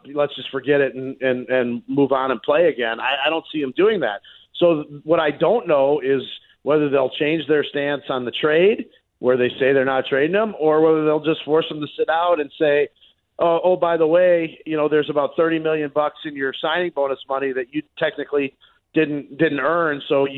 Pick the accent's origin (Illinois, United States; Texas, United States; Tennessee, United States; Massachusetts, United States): Illinois, United States; Chicago; I grew up in Chicago. It took me a long time for people to stop looking at me as an outsider.